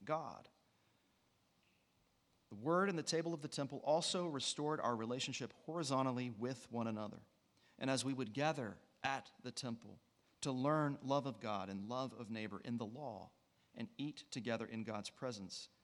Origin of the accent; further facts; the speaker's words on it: West Virginia, United States; I'm from West Virginia